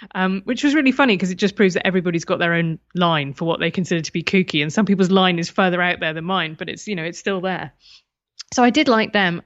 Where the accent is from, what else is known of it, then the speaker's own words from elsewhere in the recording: United Kingdom; being British